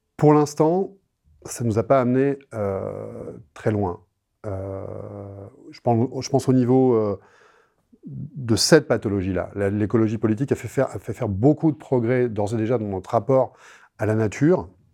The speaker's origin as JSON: {"language": "French", "country": "France", "said": "je suis français"}